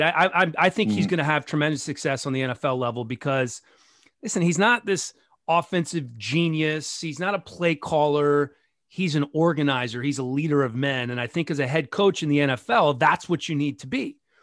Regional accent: Washington, United States; moved away as an adult; now in Los Angeles, United States; growing up in Washington, working there locally for a long time before I moved out

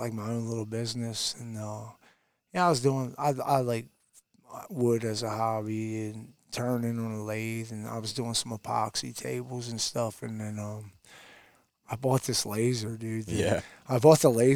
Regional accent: Delaware, United States; moved away as an adult; now in Tennessee, United States; Me and my wife were both born and raised in Delaware

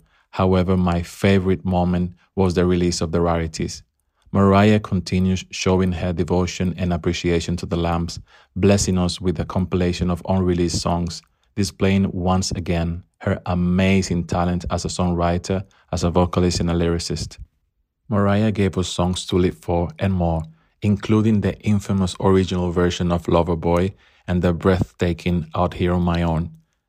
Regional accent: Dominican Republic; now in Dubai, United Arab Emirates; I'm originally from Dominican Republic, and I'm currently living in Dubai.

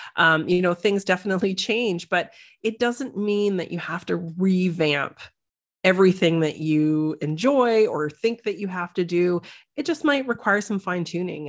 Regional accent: Canada; moved away as an adult; now in Netherlands; I describe myself as a Canadian, uh, naturopathic doctor

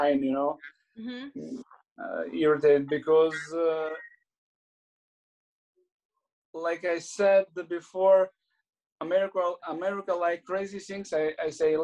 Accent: Latvia; I'm from Latvia

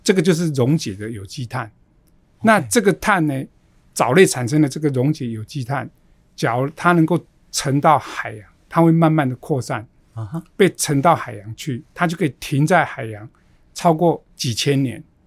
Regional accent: Xiaoliuqiu, Pingtung County, Taiwan; moved away; 我的家乡是在小琉球

